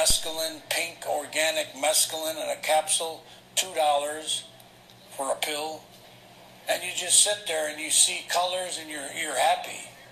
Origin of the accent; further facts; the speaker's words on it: Chicago, Illinois, United States; I'm born and raised in Chicago